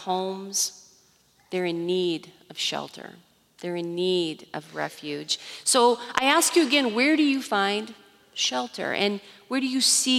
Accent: Iowa, United States; Growing up in Iowa, tornadoes were always a really near threat in the summertime.

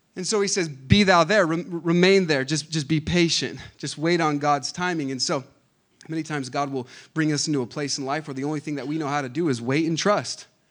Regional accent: Lancaster, California, United States; I was born in Lancaster, California. Uh, the six six one, represent. Okay, that's, that's where I grew up

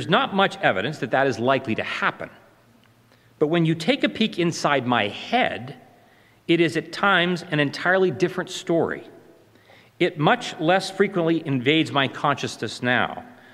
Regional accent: Mount Pleasant, Ohio, United States; I grew up in Ohio, in the small town of Mount Pleasant, population 800

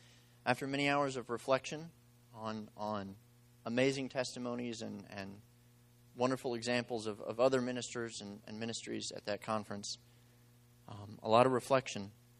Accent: Eagle Pass, Texas, United States; also born or lived in Mexico; So I was born in Mexico while they were on the mission field, and a couple years after I was born, they moved out to a place called Eagle Pass, Texas, right on the border with Mexico

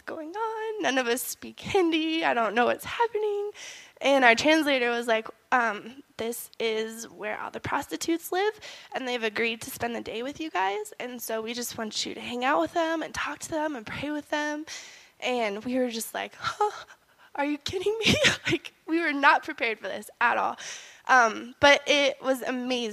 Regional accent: Gunnison, Colorado, United States; I grew up here in Gunnison. I went to high school here

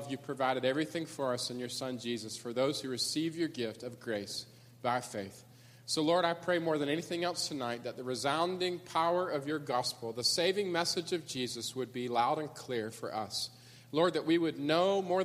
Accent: Atlanta, Georgia, United States; now in Memphis, United States; Atlanta, Georgia, my hometown

